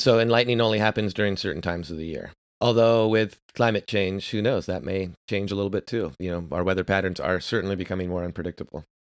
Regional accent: Walnut Creek, California, United States; also born or lived in New York; I was raised in the San Francisco Bay Area, in the East Bay, in a town called Walnut Creek

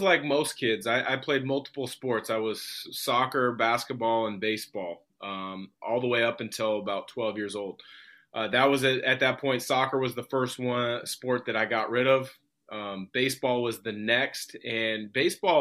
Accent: Vancouver, Washington, United States; also born or lived in Portland, Oregon; I grew up in Portland until second grade. We moved to Vancouver, Washington

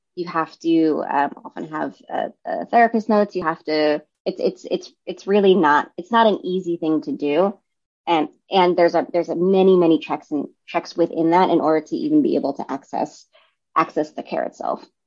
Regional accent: New York City, New York, United States; also born or lived in Brooklyn, New York; I grew up in Staten Island, which is in New York City

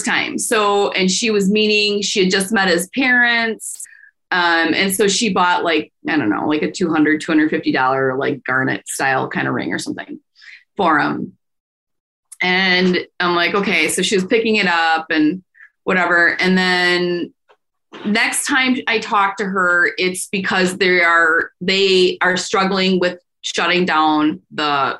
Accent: Fox Valley, Wisconsin, United States; I was still growing up in the Fox Valley

